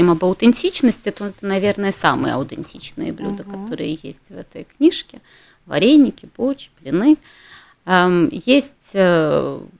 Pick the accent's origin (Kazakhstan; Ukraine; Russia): Ukraine; Ternopil, Ternopil Oblast; moved away; я родилась в Украине. Угу. Я родилась в городе Тернополе. угу. А, это на западе Украины, недалеко угу. от э, Львова.